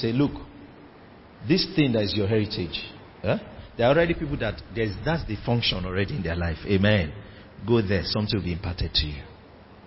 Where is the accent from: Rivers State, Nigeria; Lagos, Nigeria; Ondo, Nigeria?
Rivers State, Nigeria; I'm from River State, where the rivers of living water flow from